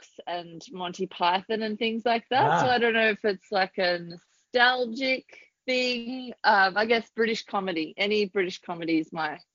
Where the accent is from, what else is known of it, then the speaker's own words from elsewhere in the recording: between Inverleigh and Winchelsea, on the way to Hamilton, Victoria, Australia; also born or lived in Carlton, Melbourne; I grew up on my grandparents' farm, actually. We grew up in a cottage next door to them, which was an epic childhood